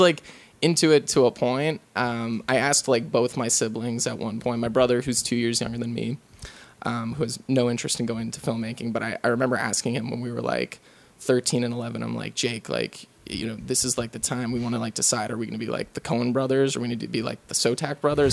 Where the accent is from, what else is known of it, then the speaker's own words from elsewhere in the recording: Lutherville, Maryland, United States; moved away; also born or lived in St. Thomas, U.S. Virgin Islands / Boston, Massachusetts / New York; the place I grew up or spent the longest time growing up in was Maryland